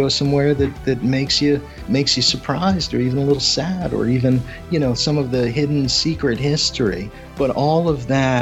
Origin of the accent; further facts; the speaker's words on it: outside of Philadelphia, Pennsylvania, United States; now in Tampa, United States; I grew up outside of Philadelphia